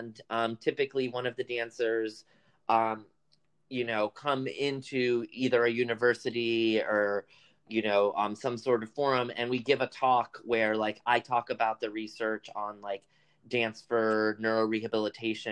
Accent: United States; first language Spanish; English is a second language; so my family's from the Dominican Republic. I was born here

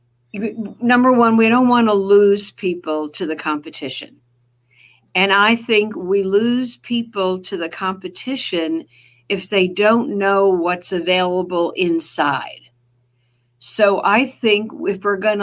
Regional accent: New Jersey, United States; accent: Jersey; that's my Jersey accent

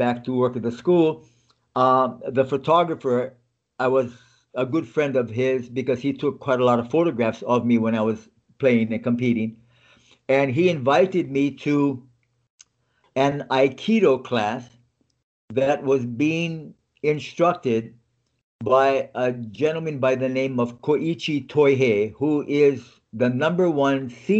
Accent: Lahaina, Hawaii, United States; moved away as an adult; where I was born and how I grew up in Hawaii.

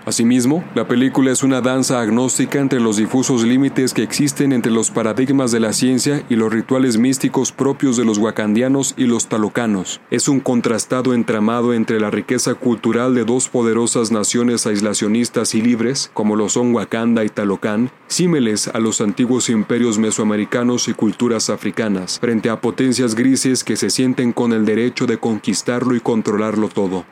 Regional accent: Mexico; como mexicano

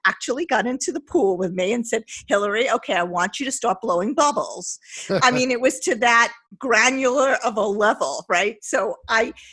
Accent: Long Beach, United States; I grew up in Long Beach

